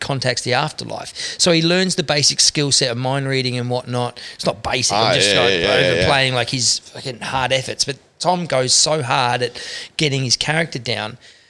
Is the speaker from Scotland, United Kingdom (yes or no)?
yes; Scotland, United Kingdom; They go, and immediately they just trust that I can do the best Aussie accent any Scotsman has ever done on stage.